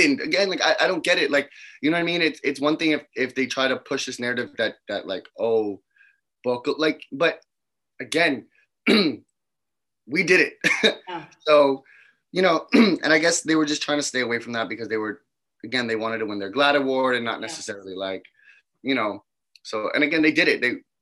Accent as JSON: {"language": "English", "region": "New York", "country": "United States", "said": "as a New Yorker"}